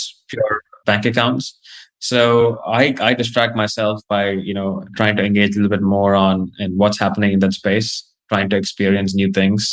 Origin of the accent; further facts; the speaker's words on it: Australia; also born or lived in India / New York; now in United States; I grew up in Australia.